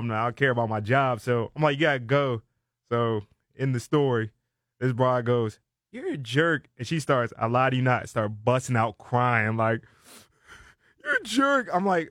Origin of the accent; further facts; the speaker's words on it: Silver Spring, Maryland, United States; I represent Silver Spring, Maryland.